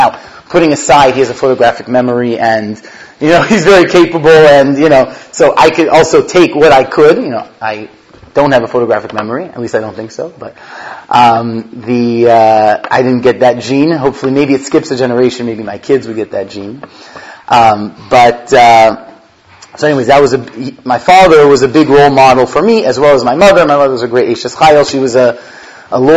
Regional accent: Los Angeles, California, United States; born and raised in Los Angeles to Baruch Hashem, a frum family.

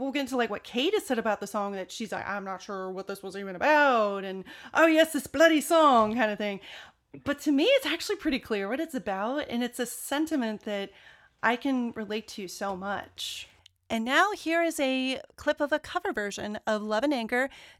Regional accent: United States; accent: American; my American accent

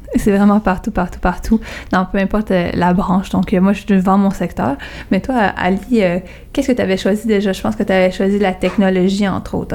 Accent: Montreal, Quebec, Canada; moi aussi je viens de Verdun

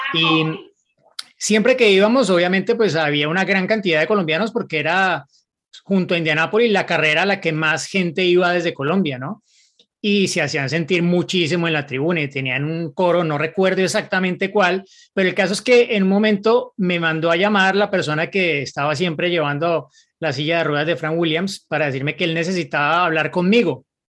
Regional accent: Mexico City, Mexico; now in Germany; soy de la Ciudad de México pero actualmente vivo en Alemania

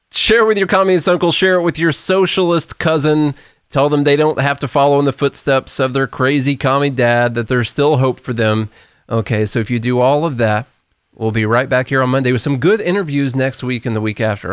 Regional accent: Southern Illinois, United States; now in Nashville, United States; couple of yahoos from Southern Illinois down here

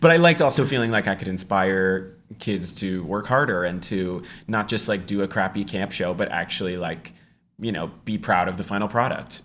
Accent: Walnut Creek, California, United States; my hometown of Walnut Creek, California

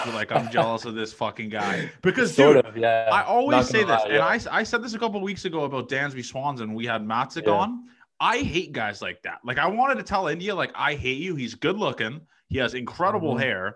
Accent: Canada; me being a Canadian guy here

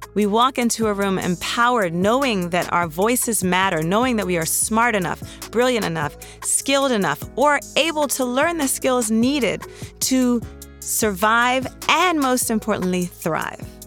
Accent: Washington, District of Columbia, United States; also born or lived in New York City; now in Los Angeles, United States; We are from Washington, D.C., and we currently live between Los Angeles and New York City.

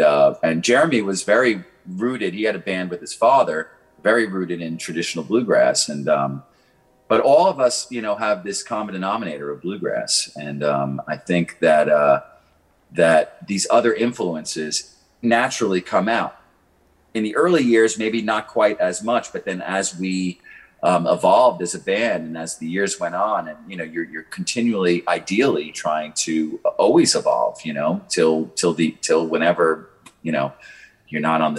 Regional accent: Long Island, New York, United States; now in Nashville, United States; You know, I moved to Nashville from Long Island, you know, as a bluegrass guitar player.

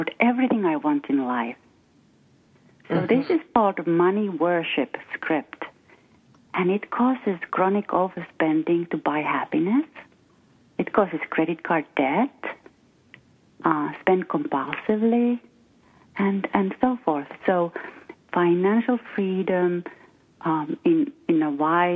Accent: Finland; first language Finnish; English is a second language; moved away as an adult; now in West Coast, United States; I'm from Finland. I'm Finnish. And I came to this country 26 years ago

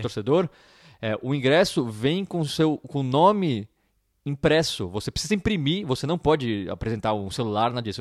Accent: Brazil; sou do Brasil

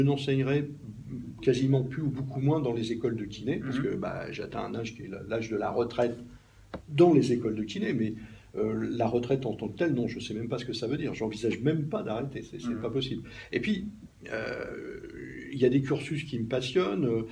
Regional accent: Normandy, France; moved away; also born or lived in Paris region; en Normandie, qui est, mon pays d'origine

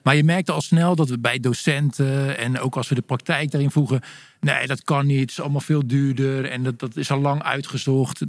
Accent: Stolwijk, South Holland, Netherlands; ik kom uit de buurt van Gouda, een klein dorpje, Stolwijk

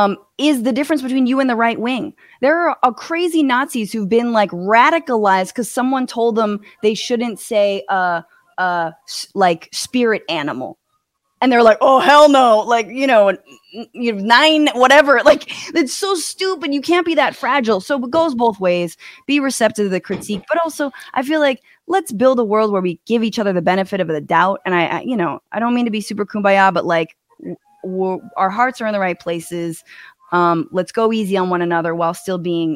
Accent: Northern California, United States; I grew up in Northern California

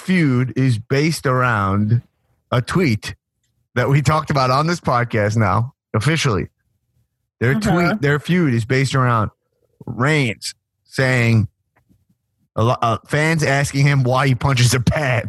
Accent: New York City, New York, United States; now in Los Angeles, United States; I bought when I moved to LA, and I was just like from New York City.

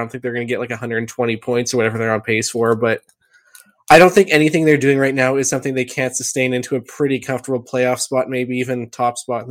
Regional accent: Quebec, Canada; I remember all of his stories, like we grew up ice fishing in Quebec and I froze my hands off

